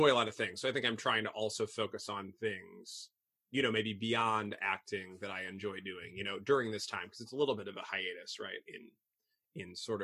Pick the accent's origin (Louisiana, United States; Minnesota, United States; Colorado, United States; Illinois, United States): Illinois, United States; Belleville; moved away as an adult; also born or lived in Boston / France / Italy; now in Chicago, United States; I grew up there. So Southern Illinois. I'm a Southern Illinois boy.